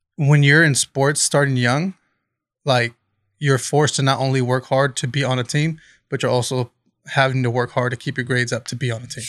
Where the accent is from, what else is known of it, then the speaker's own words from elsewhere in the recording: Bakersfield, California, United States; raised in Bakersfield.